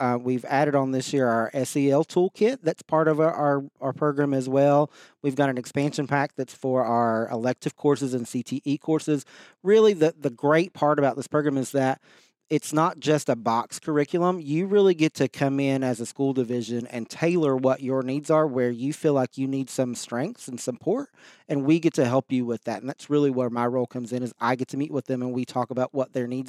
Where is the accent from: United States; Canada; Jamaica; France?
United States; Virginia; You can obviously tell I'm not really from Southeast Virginia. I did grow up on the other side of the state, from Southwest Virginia in the coal fields. Came from a very small community